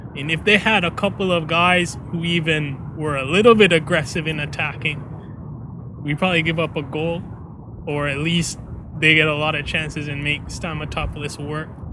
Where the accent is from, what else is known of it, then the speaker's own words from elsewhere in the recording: Canada; I'm Canadian